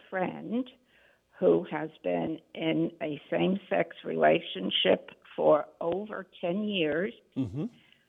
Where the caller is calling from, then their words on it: New York, United States; New York.